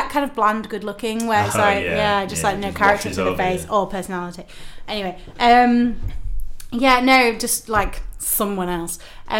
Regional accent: Guiseley, Yorkshire and the Humber, United Kingdom; now in London, United Kingdom; my hometown of Guiseley

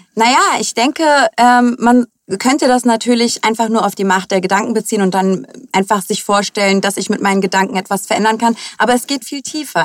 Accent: Hamburg, Germany; Ich bin in Hamburg geboren, bin die Tochter äh, von äh, türkischen ehemaligen Gastarbeitern

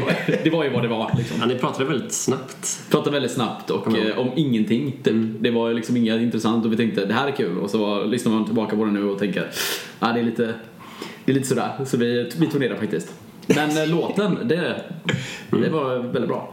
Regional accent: Bua, Halland County, Sweden; Bua där jag är ifrån. Det är ju eh, en liten ort utanför Varberg

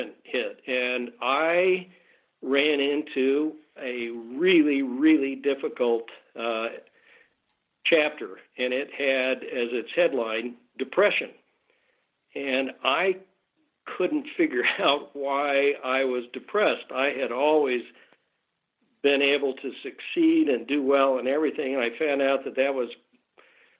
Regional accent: Salt Lake City, Utah, United States; moved away as an adult; also born or lived in Los Angeles; I was born and raised in Salt Lake.

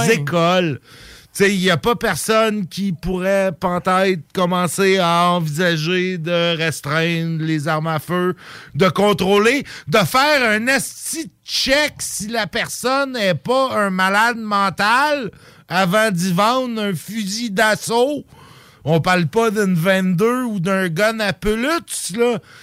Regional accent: Canada; chez nous, au Canada

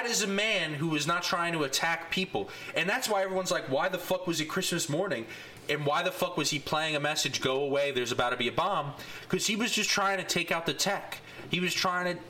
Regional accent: New York, United States; growing up in New York

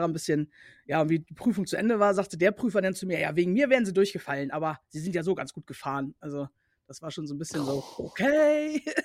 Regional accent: Cuxhaven, Lower Saxony, Germany; also born or lived in Bremerhaven / North Rhine-Westphalia; ich komme nicht aus Braunschweig, ich komme halt aus äh, Cuxhaven

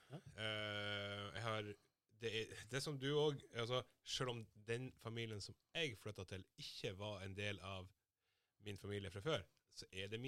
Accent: Somalia; now in Norway; når jeg flytta fra Somalia, så bodde jeg blant Altså, jeg flytta til Sømna

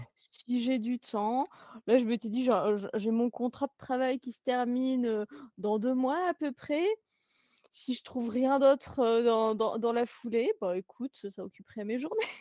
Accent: Jura, Bourgogne-Franche-Comté, France; j'habite dans, dans, la montagne de la Jura

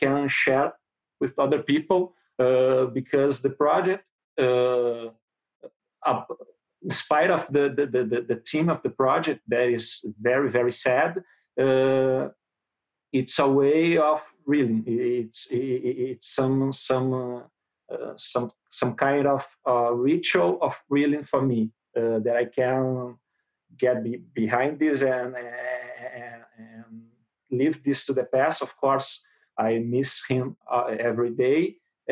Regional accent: Porto Alegre, Rio Grande do Sul, Brazil; English is a second language; I'm from Brazil. I'm from south of Brazil, Rio Grande do Sul, Porto Alegre

